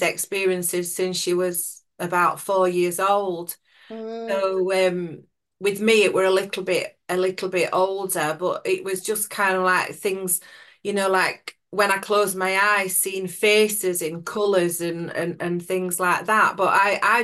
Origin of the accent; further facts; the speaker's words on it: Sheffield, Yorkshire and the Humber, United Kingdom; I'm from Sheffield in South Yorkshire